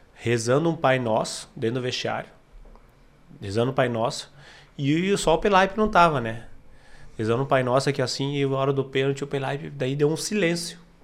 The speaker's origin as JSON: {"language": "Portuguese", "town": "Aratiba", "region": "Rio Grande do Sul", "country": "Brazil", "said": "Sou de Aratiba, sou gaúcho."}